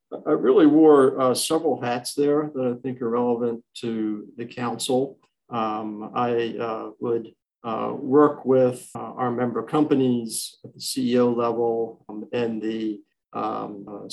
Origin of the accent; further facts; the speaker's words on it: D.C., Maryland suburbs of Washington, United States; also born or lived in Pennsylvania; I was born and raised here in the Washington, D.C. region, specifically in the Maryland suburbs